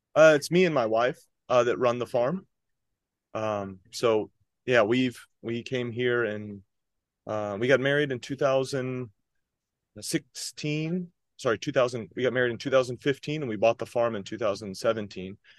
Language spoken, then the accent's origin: English; Athens, Georgia, United States; moved away as an adult; also born or lived in North Carolina; now in Onomichi, Japan; I grew up in Athens, Georgia, so it was a town, a college town in the South